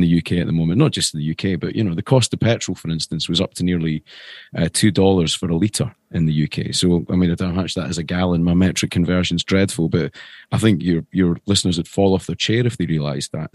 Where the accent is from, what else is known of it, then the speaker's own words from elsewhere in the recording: Edinburgh, Scotland, United Kingdom; moved away as an adult; also born or lived in London; I come from Edinburgh originally.